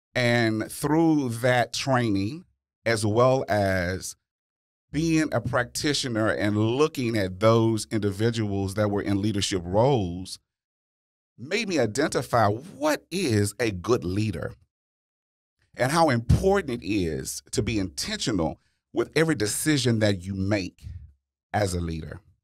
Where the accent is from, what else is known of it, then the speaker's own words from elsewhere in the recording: Louisiana, United States; I'm from Louisiana